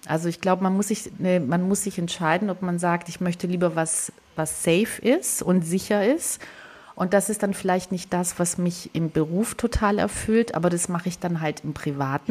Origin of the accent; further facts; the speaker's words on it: Southern Germany, Germany; ich komme aus Süddeutschland, aus einer kleinen Stadt